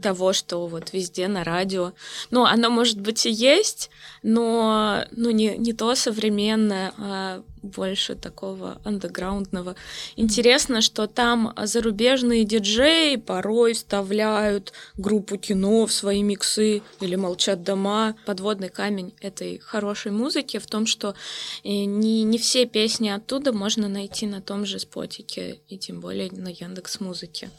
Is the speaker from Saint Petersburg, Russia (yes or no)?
no; Novokuznetsk, Kemerovo Oblast, Russia; moved away; в своем родном городе